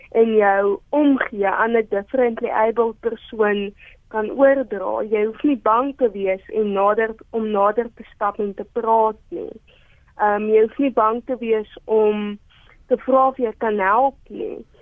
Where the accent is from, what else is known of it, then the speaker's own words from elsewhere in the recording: Johannesburg, Gauteng, South Africa; Ek is gebore in Johannesburg